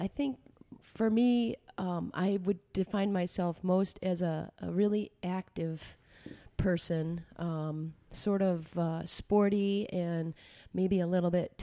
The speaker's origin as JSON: {"language": "English", "town": "Alma", "region": "Michigan", "country": "United States", "tie": "born or raised there", "said": "I grew up in a little farm town called Elma."}